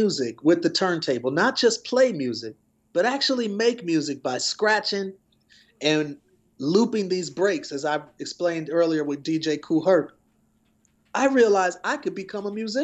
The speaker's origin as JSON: {"language": "English", "town": "Milwaukee", "region": "Wisconsin", "country": "United States", "said": "I'm originally from Wisconsin, Milwaukee to be exact"}